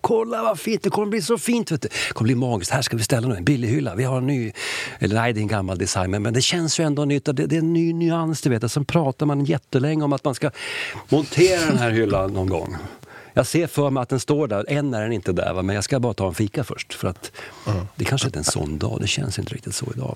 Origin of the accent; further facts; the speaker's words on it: Sweden; jag är ju svensk